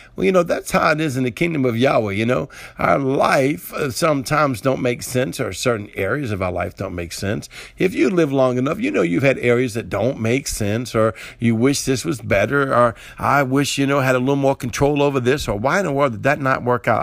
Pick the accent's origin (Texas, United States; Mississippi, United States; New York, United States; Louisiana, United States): Louisiana, United States; New Orleans; I'm from the South, right? I'm from New Orleans area, and we make gumbo